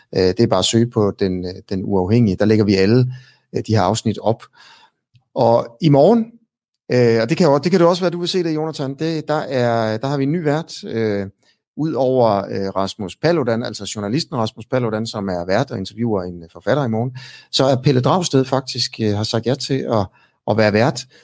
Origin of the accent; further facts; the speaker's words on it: Denmark; som dansker. Ikke? Jeg er også øh, et produkt af, af at, at, at jeg blev født her af danske forældre